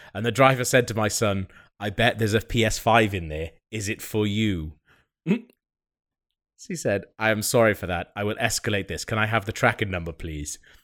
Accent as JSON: {"language": "English", "region": "Wales", "country": "United Kingdom", "said": "I'm Welsh"}